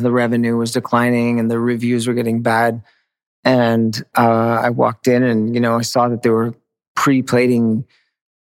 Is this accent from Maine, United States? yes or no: yes; Maine, United States; moved away; I grew up in Maine